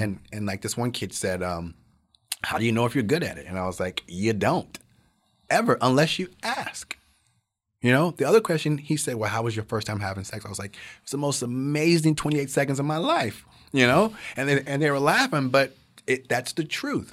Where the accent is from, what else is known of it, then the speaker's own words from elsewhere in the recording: the South, United States; growing up in the South, very poor